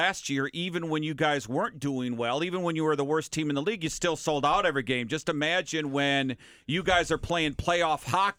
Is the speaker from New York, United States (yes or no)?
no; Minnesota, United States; I'm from Minnesota.